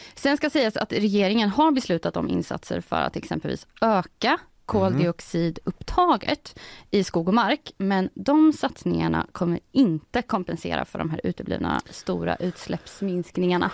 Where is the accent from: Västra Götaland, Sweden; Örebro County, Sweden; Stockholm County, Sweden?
Örebro County, Sweden; Degerfors; Jag kommer ju från Degerfors som ju har eh, legat i Allsvenskan nu två säsonger.